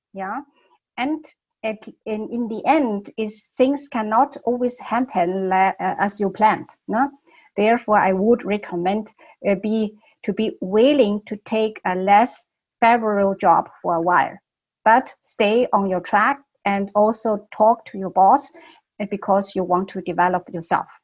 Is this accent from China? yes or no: yes; Beijing, China; English is a second language; moved away as an adult; also born or lived in Germany; I was born in Beijing more than 30 years ago, I moved to Germany to study.